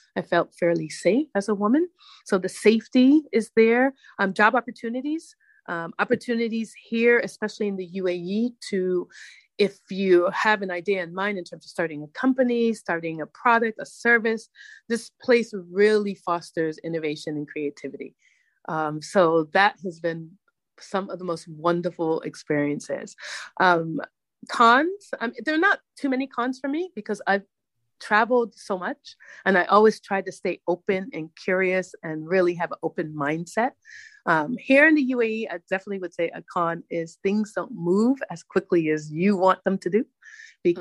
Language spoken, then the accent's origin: English; Hartford, Connecticut, United States; now in Abu Dhabi, United Arab Emirates; I grew up in Hartford